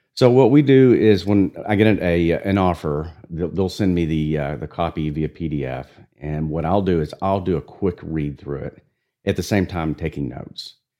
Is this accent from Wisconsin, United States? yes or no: no; Amarillo, Texas, United States; also born or lived in San Antonio, Texas; I was born in San Antonio, raised in Amarillo, Texas